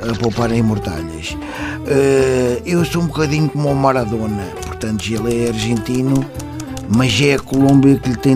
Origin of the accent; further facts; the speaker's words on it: Moscavide, Lisbon, Portugal; sou de Moscavide.